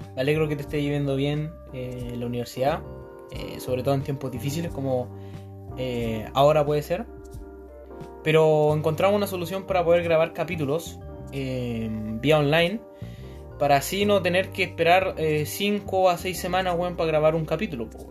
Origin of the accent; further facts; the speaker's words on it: Chile; somos chilenos